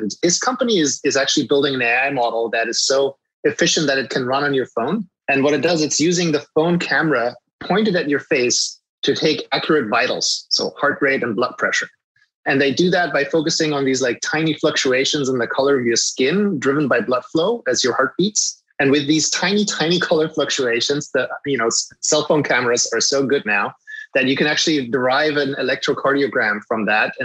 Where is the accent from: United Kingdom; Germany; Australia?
Germany; English is a second language; moved away as an adult; now in United States; I grew up in Germany, and I've only moved to the US in 2016